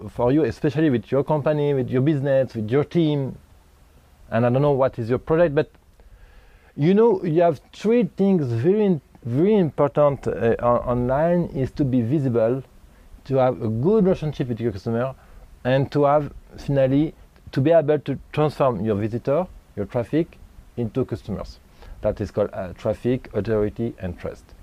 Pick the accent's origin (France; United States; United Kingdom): France; moved away; also born or lived in Thailand / India; I'm from France, okay? I'm living half of the time in Asia, Thailand, and India.